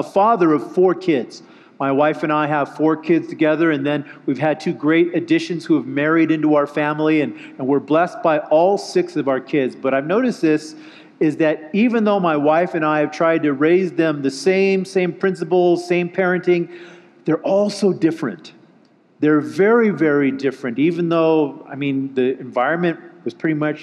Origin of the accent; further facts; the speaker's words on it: just outside of Los Angeles, California, United States; I'm from California, just outside of Los Angeles